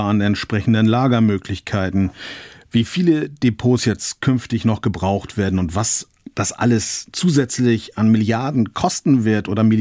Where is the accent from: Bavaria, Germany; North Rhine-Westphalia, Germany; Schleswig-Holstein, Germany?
Schleswig-Holstein, Germany; Also ich komme ja aus Schleswig-Holstein und zur Zeit des Kalten Krieges war ja das Bundesland der sogenannte unsinkbare Flugzeugträger der NATO.